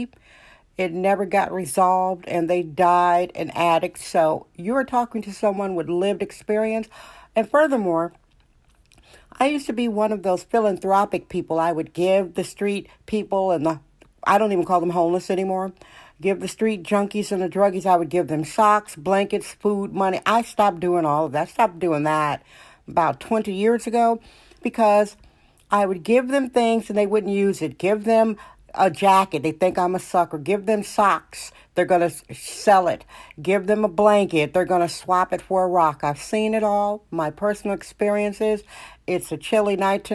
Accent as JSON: {"language": "English", "region": "Wisconsin", "country": "United States", "moved": "yes", "lives_now": "San Francisco, United States", "said": "I'm from Wisconsin."}